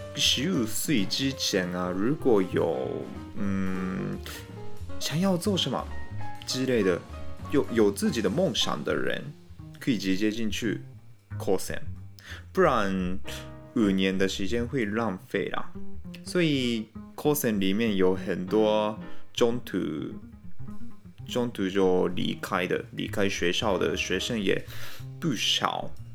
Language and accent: Chinese; Japan; 我们日本人很爱台湾嘛